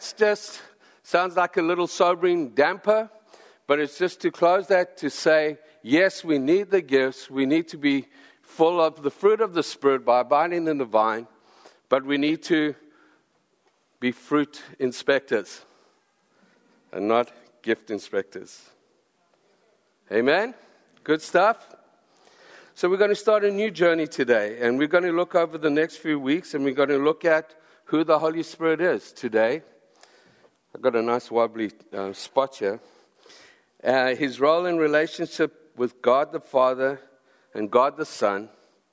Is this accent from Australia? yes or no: no; South Africa; I come from South Africa, and we drive on the left-hand side of the road.